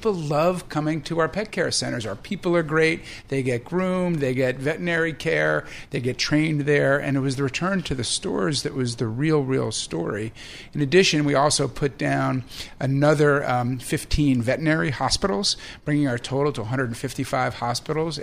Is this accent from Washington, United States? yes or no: no; New York, United States; as a New Yorker